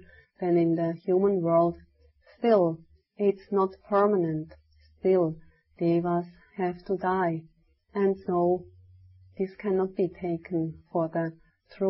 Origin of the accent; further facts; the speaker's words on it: Switzerland; moved away; I was telling them from Switzerland